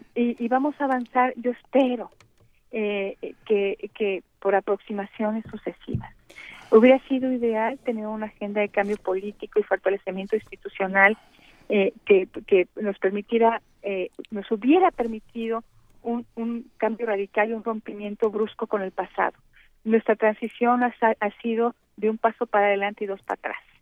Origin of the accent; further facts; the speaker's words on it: Mexico; los mexicanos sintamos que estamos avanzando